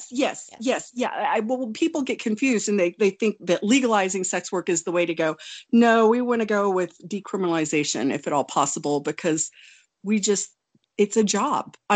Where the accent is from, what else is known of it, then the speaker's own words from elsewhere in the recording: Wonju, Gangwon, South Korea; I was born in Wonju, South Korea. I'm uh, I'm Korean